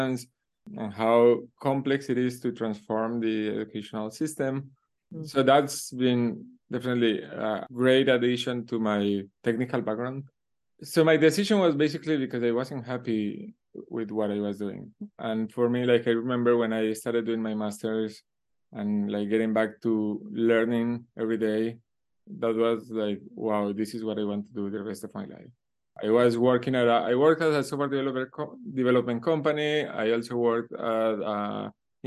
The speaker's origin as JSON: {"language": "English", "country": "Colombia", "tie": "born or raised there", "also_born_or_lived": "Uruguay", "said": "I actually was born in Uruguay, even though all my family is from Colombia. I grew up in Colombia"}